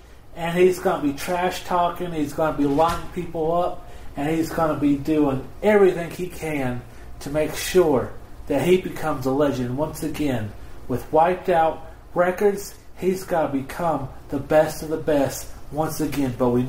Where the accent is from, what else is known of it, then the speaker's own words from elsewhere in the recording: Knoxville, Tennessee, United States; Now, of course, I'm from Knoxville. She's from Knoxville. So, you know, we got a special bond there.